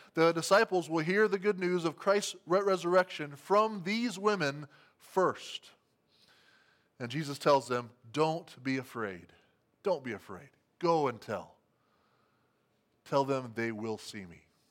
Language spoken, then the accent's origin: English; Albert City, Iowa, United States; my hometown of Albert City, Iowa